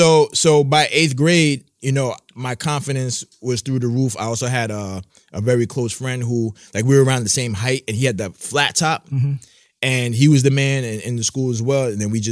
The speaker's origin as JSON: {"language": "English", "town": "Brooklyn", "region": "New York", "country": "United States", "said": "Yeah, I'm from Brooklyn."}